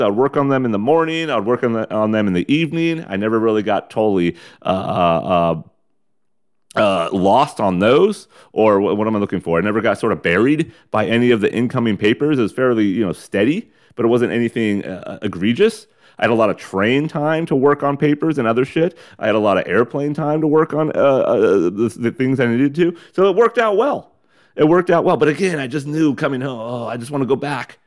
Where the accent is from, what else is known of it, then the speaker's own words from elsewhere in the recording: United States; They know we're fucking American